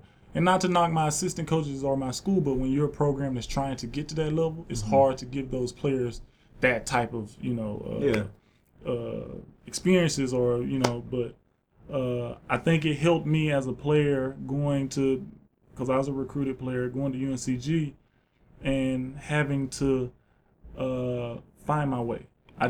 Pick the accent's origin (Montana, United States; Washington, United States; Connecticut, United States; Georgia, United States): Georgia, United States; Yeah, South Georgia, yeah.